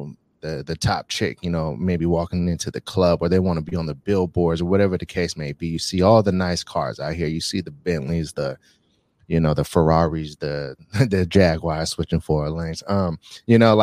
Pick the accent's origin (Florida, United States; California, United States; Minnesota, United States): California, United States; Bay Area; now in Las Vegas, United States; So I'm from the Bay Area. Right. So San Francisco, Oakland area. Right. Shout out Fairfield.